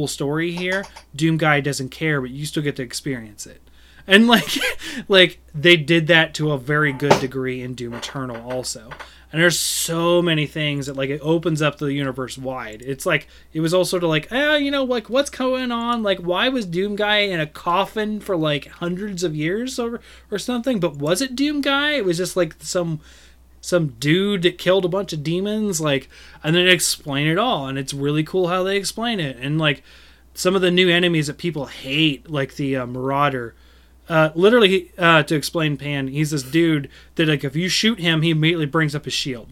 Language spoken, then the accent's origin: English; United States; I'm American